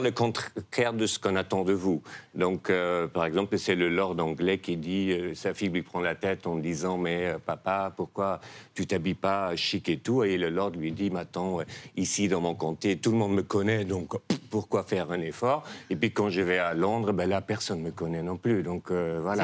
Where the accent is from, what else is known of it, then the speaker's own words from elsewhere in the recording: Netherlands; French is a second language; moved away; je viens des Pays-Bas, qui sont un royaume